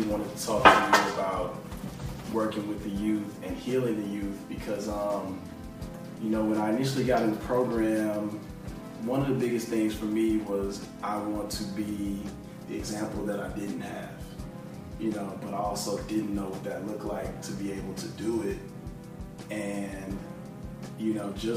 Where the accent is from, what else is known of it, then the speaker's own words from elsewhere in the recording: Houston, Texas, United States; I grew up in Houston